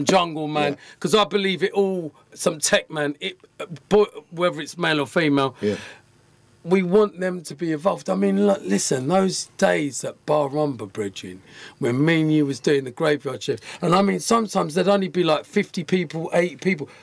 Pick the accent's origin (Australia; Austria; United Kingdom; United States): United Kingdom; Colchester, East of England; moved away; also born or lived in London; I came from Colchester. I was with all my brethren, the Brown Brothers.